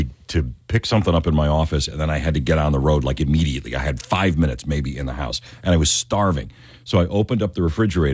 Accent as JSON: {"language": "English", "area": "outside of Buffalo", "region": "New York", "country": "United States", "tie": "born or raised there", "moved": "yes", "said": "growing up where I grew up outside of Buffalo"}